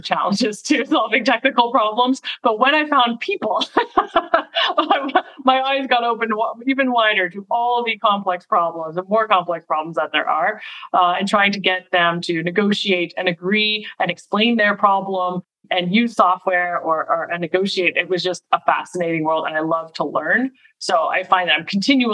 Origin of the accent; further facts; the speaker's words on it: Montreal, Quebec, Canada; also born or lived in Boston area; now in Boston, United States; So I was born in Montreal. So I'm Canadian. I live in the Boston area now and have for about 20 years